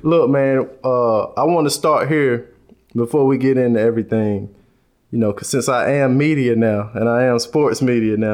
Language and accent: English; the Carolinas, United States; That's how we say it in the Carolinas. I'm from the Carolinas.